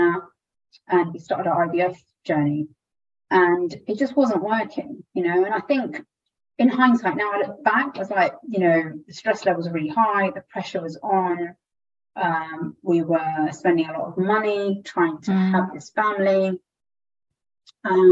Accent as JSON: {"language": "English", "town": "Southampton", "region": "South East England", "country": "United Kingdom", "tie": "born or raised there", "also_born_or_lived": "London", "moved": "yes", "said": "I grew up in Southampton, a very small Indian community where everyone knew everyone"}